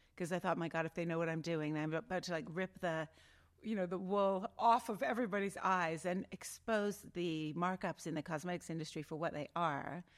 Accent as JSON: {"language": "English", "town": "Outlook", "region": "Saskatchewan", "country": "Canada", "tie": "born or raised there", "moved": "yes", "said": "I grew up in, I was born in Saskatchewan in a little town called Outlook."}